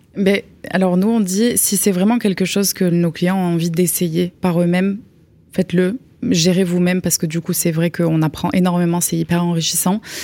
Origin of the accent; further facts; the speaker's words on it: Perpignan, Occitania, France; also born or lived in Belgium / Toulouse; on a déménagé en France quand moi j'avais 6 ans et Val 8 ans. Donc euh, après, on a grandi à Perpignan